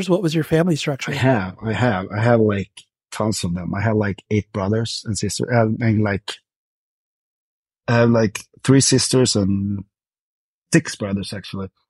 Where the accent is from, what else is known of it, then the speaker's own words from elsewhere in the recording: Växjö, Kronoberg County, Sweden; born there; I'm I'm born in, in a town called Växjö, but with uh, like in south of Stockholm, actually.